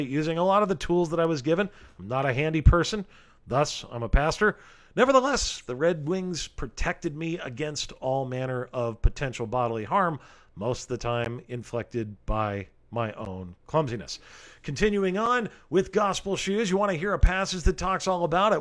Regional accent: Rancho Cucamonga, California, United States; the beautiful city of Rancho Cucamonga, California, my hometown

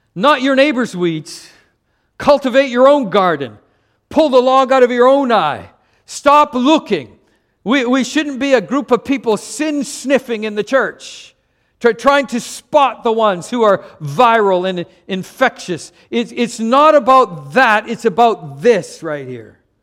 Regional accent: Canada; moved away; I'm from Canada.

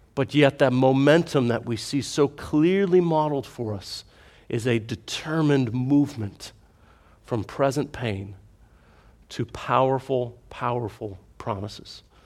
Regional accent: United States; as an American

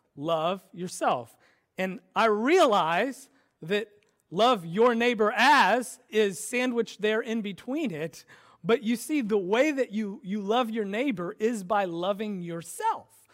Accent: United States; I'm American

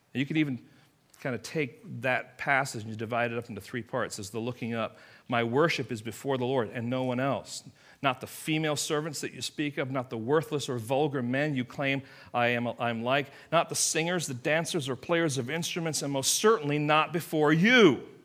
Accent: England, United Kingdom; moved away; I am from England. I grew up in England

